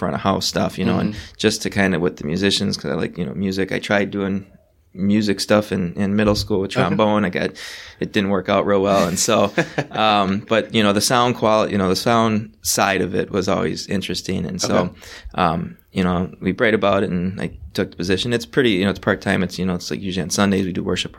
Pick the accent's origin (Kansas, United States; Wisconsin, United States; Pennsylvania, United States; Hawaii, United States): Wisconsin, United States; Racine; I was born and raised in Wisconsin, which is through Racine